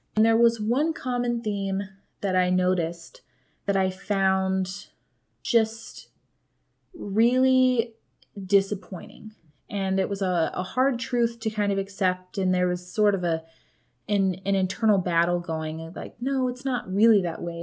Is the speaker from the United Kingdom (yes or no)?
no; Colorado, United States; now in California, United States; my hometown